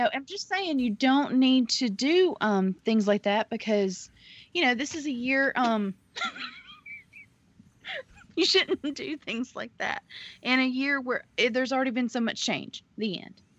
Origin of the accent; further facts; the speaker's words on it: the South, United States; I'm from the South